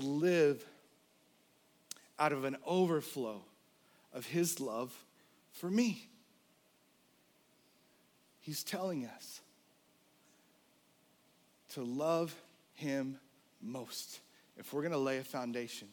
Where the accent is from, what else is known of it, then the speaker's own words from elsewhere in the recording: the South, United States; I was born in the South